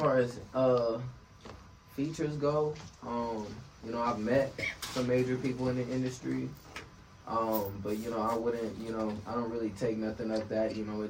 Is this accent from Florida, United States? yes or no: yes; Tampa, Florida, United States; born there; You know, I was born in Tampa, Florida, so, you know.